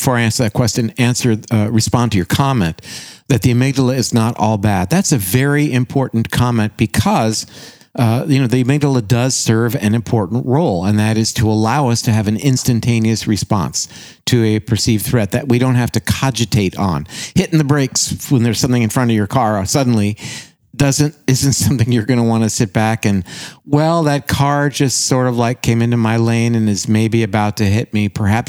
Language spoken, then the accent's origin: English; Canada; And gosh, I said that as a Canadian, didn't I?